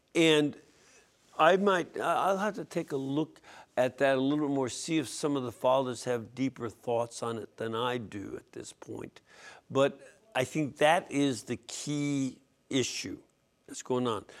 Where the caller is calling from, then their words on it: Michigan, United States; I am calling from Michigan